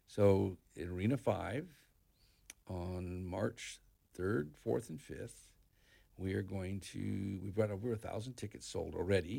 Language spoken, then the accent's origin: English; Northern California, United States; also born or lived in Colorado; now in Ocala, United States; I was raised in Northern California, in ranch country